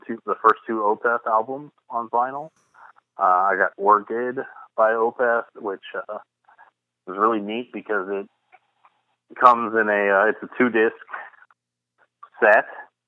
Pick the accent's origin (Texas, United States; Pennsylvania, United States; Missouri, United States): Missouri, United States; St. Louis; moved away; my hometown of St. Louis